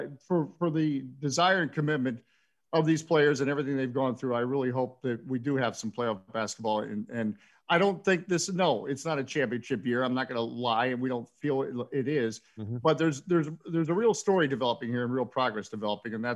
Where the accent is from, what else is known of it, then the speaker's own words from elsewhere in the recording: Washington, District of Columbia, United States; I would say I was from Washington, D.C.